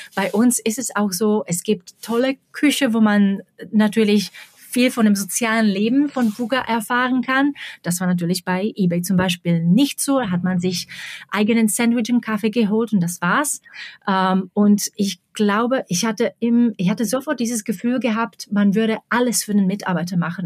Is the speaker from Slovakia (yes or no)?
yes; Slovakia; German is a second language; moved away as an adult; also born or lived in Prague, Czech Republic; now in Berlin, Germany; ich bin aus der Slowakei weggezogen in den späten 90er Jahren